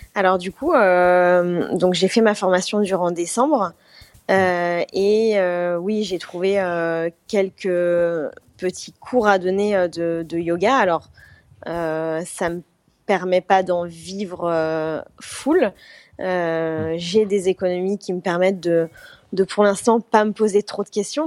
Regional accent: France; moved away as an adult; now in Bali, Indonesia; chez moi en France, dans ma petite ville

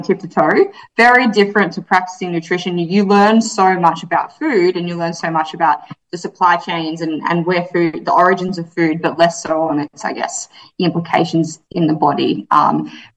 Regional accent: Yarra Valley, Victoria, Australia; also born or lived in Melbourne / Iowa / Gold Coast; Well, I grew up in the Yarra Valley in Victoria, so out in the bush

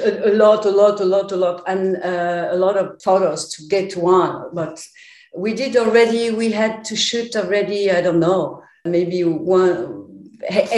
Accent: Paris, Île-de-France, France; also born or lived in Poland; with my parents, we moved to Paris when I was 6 years old

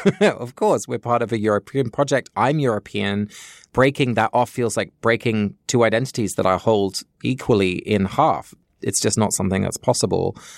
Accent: England, United Kingdom; moved away; Although I grew up in England, my parents are both Dutch, so they were born and raised in Holland and moved to the U K just before I was born, and we spoke Dutch at home

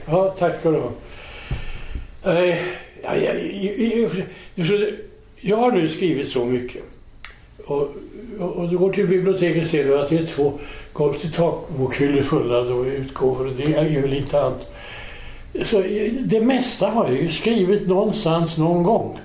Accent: Sweden; som svensk

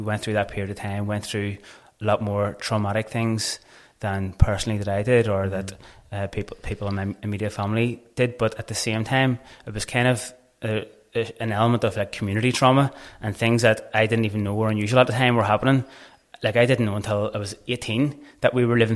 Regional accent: Belfast, Northern Ireland, United Kingdom; moved away as an adult; now in Cork, Ireland; I've actually been living in Cork for the last 10 or 11 years now, and I'm originally from Belfast

